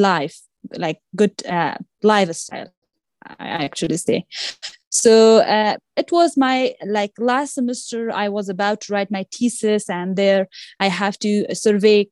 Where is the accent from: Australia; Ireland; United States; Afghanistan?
Afghanistan; English is a second language; in my home country